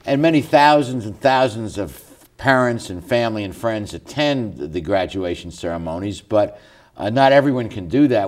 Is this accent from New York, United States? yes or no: yes; New York, United States; I'm from New York